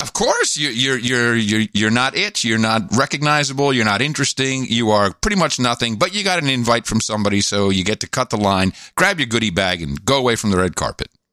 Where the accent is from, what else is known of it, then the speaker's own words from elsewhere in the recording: Netherlands; G- growing up in Europe, in the Netherlands